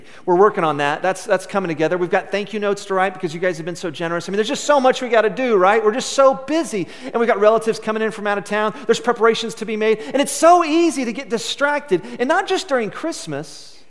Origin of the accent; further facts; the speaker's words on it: West Texas, United States; growing up in West Texas and living here now